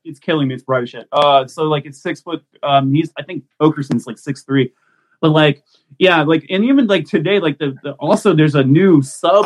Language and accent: English; Mississippi, United States; also born or lived in Texas; now in Maryland, United States; I grew up in Mississippi